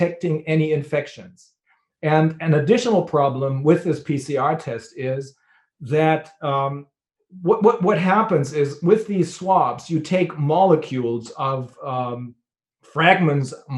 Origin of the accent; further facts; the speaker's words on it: Bremen, Germany; my hometown in Bremen, which is a port city.